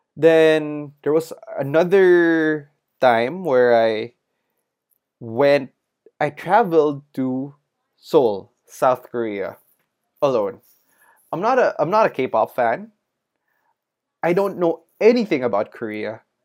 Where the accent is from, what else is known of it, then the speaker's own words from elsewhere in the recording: Manila, Metro Manila, Philippines; growing up in Manila